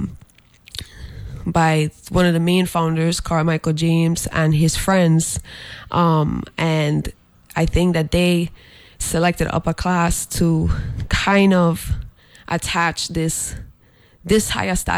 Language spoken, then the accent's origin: English; U.S. Virgin Islands; I'm born and raised on St. Croix, but I am Palestinian and Puerto Rican